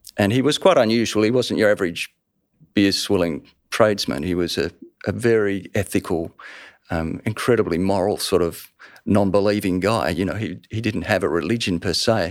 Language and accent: English; Melbourne, Victoria, Australia; I lived the first ten years of my life in that street in Surrey Hills in Melbourne